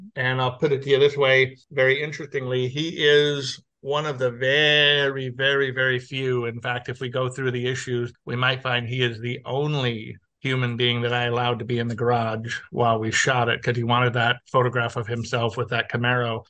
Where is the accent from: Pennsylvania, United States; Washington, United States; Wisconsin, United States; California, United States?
California, United States; Los Angeles; now in Texas, United States; I was born and raised in Los Angeles.